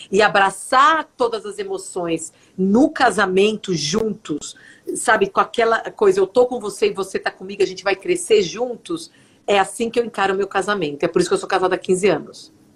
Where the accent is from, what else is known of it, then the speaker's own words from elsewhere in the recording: São Bernardo do Campo, São Paulo, Brazil; moved away as an adult; now in Fargo, United States; Eu nasci em São Paulo, mas eu cresci a minha infância toda em São Bernardo do Campo